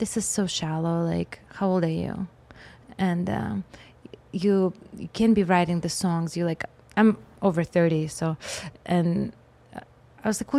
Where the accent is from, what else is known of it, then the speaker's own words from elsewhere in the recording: Russia; English is a second language; moved away as an adult; now in Los Angeles, United States; in Russia, the way I was raised